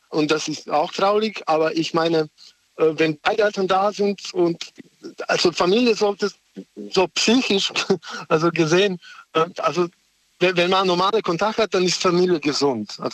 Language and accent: German; Serbia; now in Germany; ich komme nicht aus Deutschland, ich lebe hier, aber ich komme aus woanders.